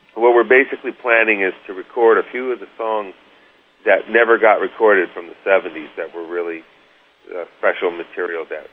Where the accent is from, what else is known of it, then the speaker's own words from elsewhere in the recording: suburb of New York, United States; also born or lived in St. Louis, Missouri; we were living uh, in St. Louis, Missouri, and then we moved to New York New York area, actually a suburb of New York